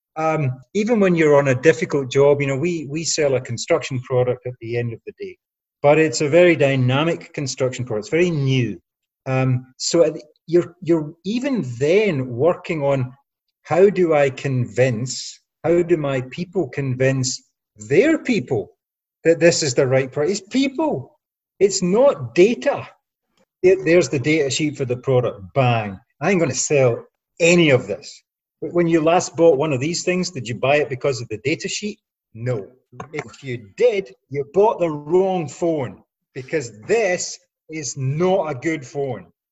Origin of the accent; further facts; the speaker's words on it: Scotland, United Kingdom; I'm a Scottish working class guy